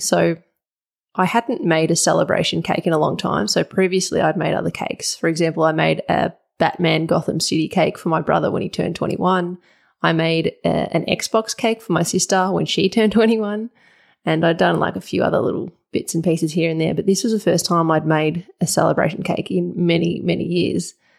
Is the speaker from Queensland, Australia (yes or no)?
no; Wurundjeri land, Victoria, Australia; I'm speaking from Wurundjeri land